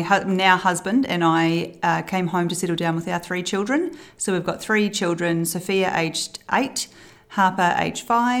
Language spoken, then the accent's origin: English; Christchurch, Canterbury, New Zealand; also born or lived in Balclutha / Timaru / Wellington; I was born in Balclutha, down the bottom of the South Island, and I went to a multitude of schools in Timaru, Wellington, Christchurch, finally ending up at Villa Maria College in Christchurch.